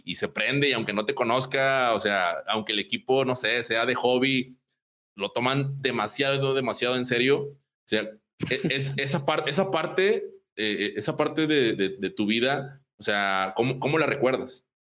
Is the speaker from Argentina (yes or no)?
no; Apodaca, Nuevo León, Mexico; ambos crecimos en Apodaca